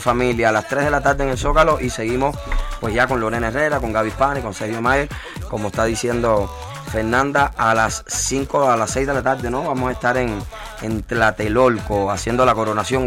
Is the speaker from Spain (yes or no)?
no; Cuba; moved away as an adult; also born or lived in Florida / Mexico City; yo soy un cubano que quemó el pasaporte pero no pienso regresar